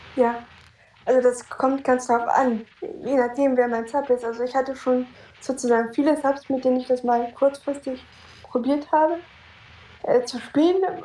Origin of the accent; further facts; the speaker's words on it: Hamburg, Germany; ich komme aus Hamburg